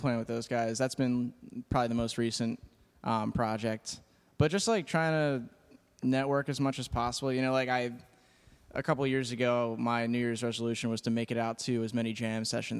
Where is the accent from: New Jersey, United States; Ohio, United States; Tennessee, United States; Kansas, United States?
New Jersey, United States; Haddon Heights; also born or lived in Philadelphia; I'm from Haddon Heights, New Jersey.